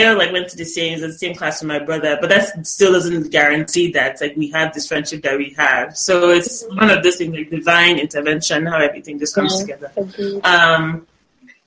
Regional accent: Nigeria; moved away as an adult; now in United States; stepping out of Nigeria to come to college in the States

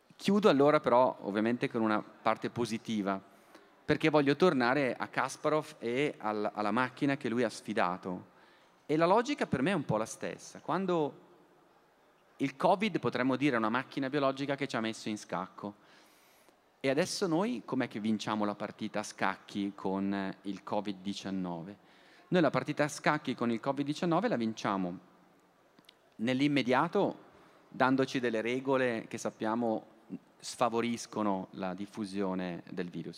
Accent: Bergamo, Lombardy, Italy; Io poi sono bergamasco

